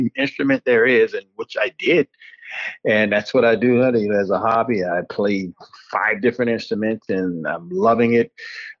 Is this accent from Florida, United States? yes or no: yes; Hallandale Beach, Florida, United States; moved away as an adult; also born or lived in Buffalo, New York / East Lansing, Michigan; I grew up in Hallandale Beach, Florida, and right now I'm like 25, 30 minutes away from